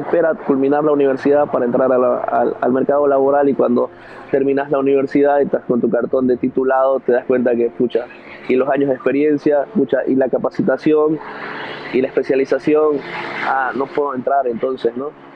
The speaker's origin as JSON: {"language": "Spanish", "country": "Bolivia", "said": "nosotros como sociedad boliviana"}